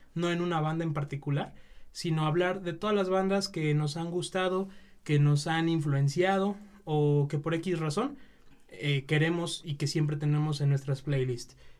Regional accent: Mexico; nosotros como mexicanos

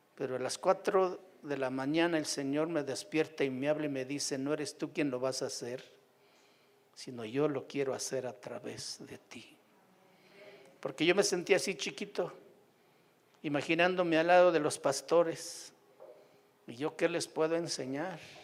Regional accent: Puácuaro, Michoacán, Mexico; moved away as an adult; also born or lived in Sierra de Oaxaca; mi pueblo, en Puácuaro, ahí a la orilla de la laguna de Pátzcuaro

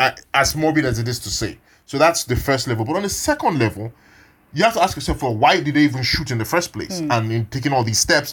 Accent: Niger Delta, Nigeria; I'm from the Niger Delta. I'm from a part of the country where we have suffered massacres from government, like routinely my whole life and before I was born.

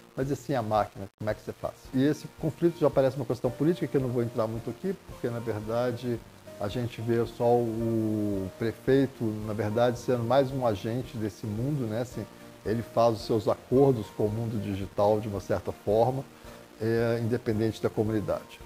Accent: Southeast, Brazil; Eu sou do Sudeste

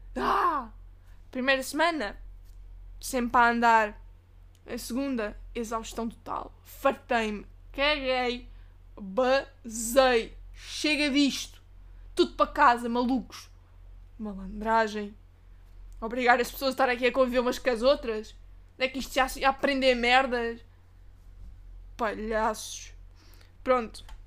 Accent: Portugal; É a autarquia onde eu cresci.

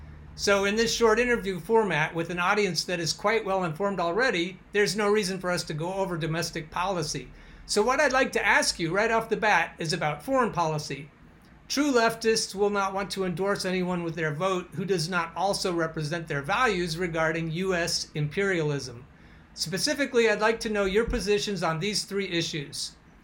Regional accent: Portland, Oregon, United States; I'm from Oregon. I'm from Portland, Oregon.

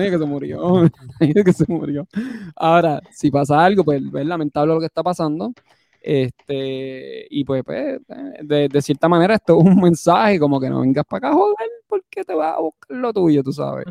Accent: Puerto Rico; moved away; yo siendo puertorriqueño

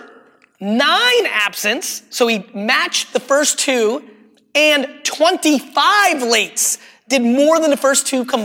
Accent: New Jersey, United States; English is a second language; also born or lived in Russia; I grew up in Jersey

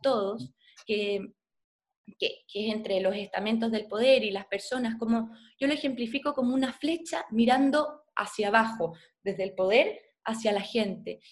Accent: Chile; soy chilena, soy periodista

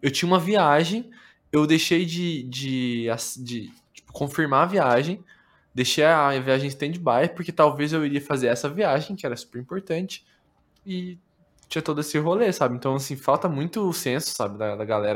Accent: interior of Paraná, Brazil; eu sou do interior do Paraná

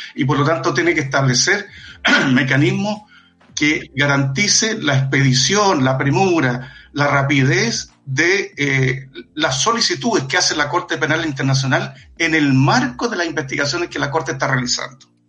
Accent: Chile; nosotros como chilenos y chilenas

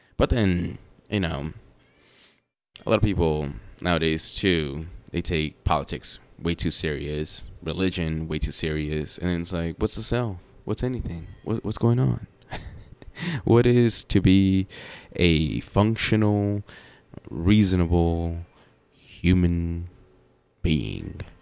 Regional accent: the South, United States; I'm from the South, or I'm here in the South

